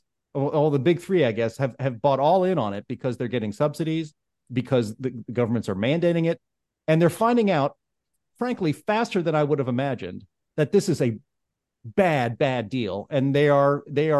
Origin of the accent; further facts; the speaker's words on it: Pittsburgh, Pennsylvania, United States; moved away; I'm from Pittsburgh, and I travel back and forth from Pittsburgh a few times a year